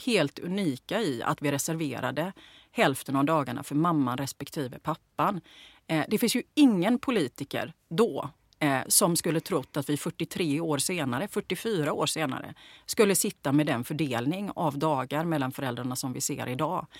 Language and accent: Swedish; Gothenburg, Västra Götaland, Sweden; Jag växte upp i Bergsjön